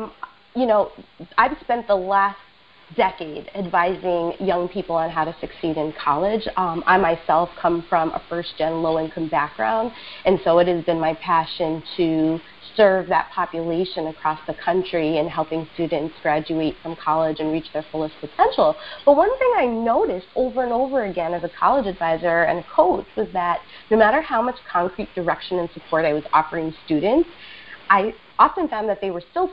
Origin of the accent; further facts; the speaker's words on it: New York City, New York, United States; I am a native New Yorker, ride or die, and I was born and raised in Queens